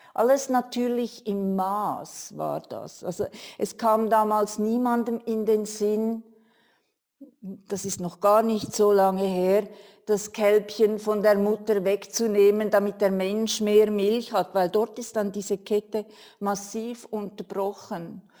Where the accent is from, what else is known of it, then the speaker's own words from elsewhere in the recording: Switzerland; bei uns in der Schweiz